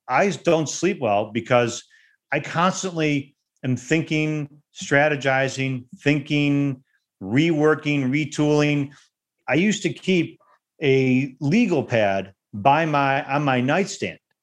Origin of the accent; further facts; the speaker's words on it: Detroit, Michigan, United States; also born or lived in West Bloomfield, Michigan; I actually grew up in Detroit. I didn't grow up in a suburb of Detroit. I actually grew up in the city of Detroit